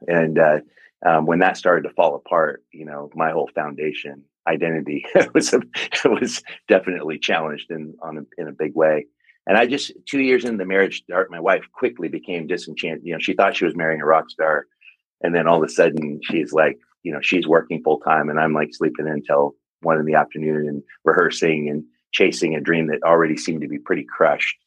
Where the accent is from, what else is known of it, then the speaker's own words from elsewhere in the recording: Longview, Washington, United States; also born or lived in Rainier, Oregon / Seattle / Spokane / California; now in Portland, United States; I grew up in Longview, Kelso, Washington